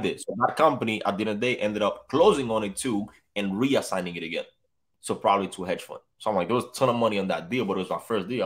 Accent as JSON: {"language": "English", "country": "Dominican Republic", "moved": "yes", "lives_now": "Tampa, United States", "said": "I'm from the Dominican Republic, too"}